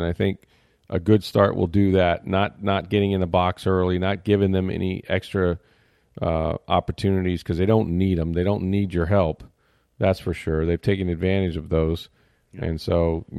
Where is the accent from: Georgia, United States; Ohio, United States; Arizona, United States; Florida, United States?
Florida, United States; St. Petersburg; I grew up in St. Petersburg.